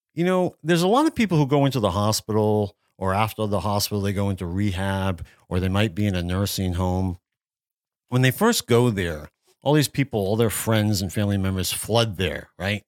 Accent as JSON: {"language": "English", "area": "Worcester area", "region": "Massachusetts", "country": "United States", "tie": "born or raised there", "moved": "yes", "said": "I grew up near Worcester in the Worcester area of Massachusetts. This is central Massachusetts"}